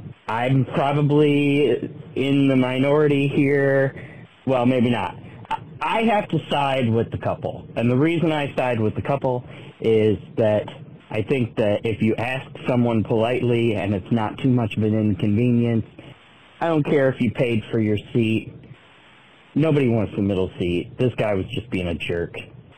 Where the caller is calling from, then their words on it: Michigan, United States; I'm calling from Michigan.